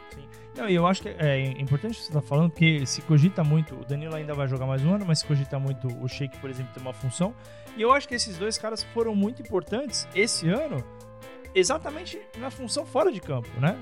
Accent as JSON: {"language": "Portuguese", "region": "São Paulo", "country": "Brazil", "said": "nós somos aqui de São Paulo"}